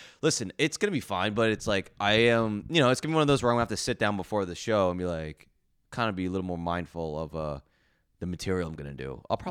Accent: New Jersey, United States; I'm from New Jersey, really bad road rage.

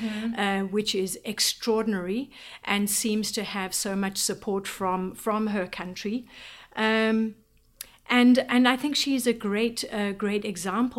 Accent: Eswatini; moved away as an adult; now in Washington D.C., United States; I was born in Swaziland, so I've lived there the majority of my life.

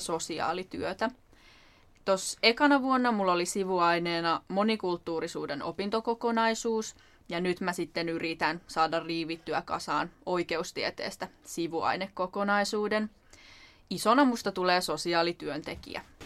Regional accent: Turku, Southwest Finland, Finland; syntyperäinen turkulainen

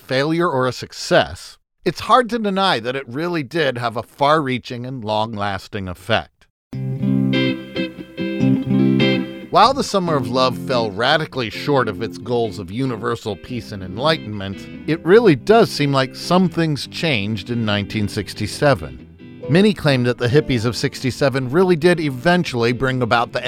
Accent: New Port Richey, Florida, United States; my hometown of Newport Richey, a conservative retirement town on the west coast of Florida

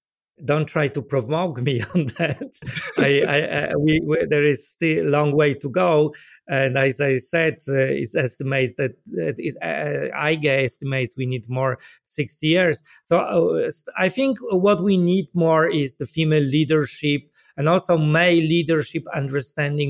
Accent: Poland; I come from Poland myself

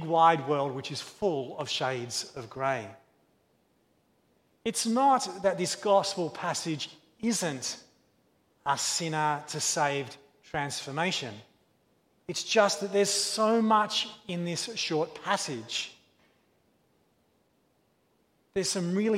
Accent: Australia; As an Australian child

